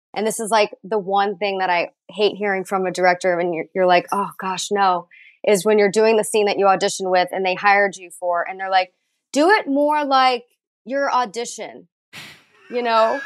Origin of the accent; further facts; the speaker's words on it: Dallas, Texas, United States; now in Los Angeles, United States; I am from Texas, but I've I've been out here for about eleven years now